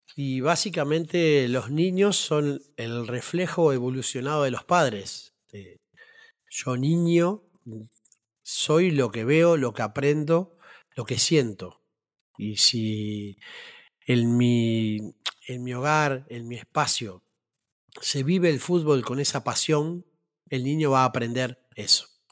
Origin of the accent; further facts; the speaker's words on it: Las Piedras, Canelones, Uruguay; mi barrio hermoso de Las Piedras, donde yo nací y me crié